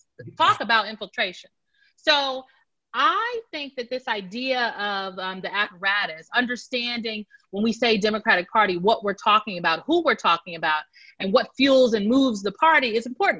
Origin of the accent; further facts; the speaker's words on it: Omaha, Nebraska, United States; moved away as an adult; now in Washington, D.C., United States; I'm from Omaha, Nebraska, North Omaha, to be specific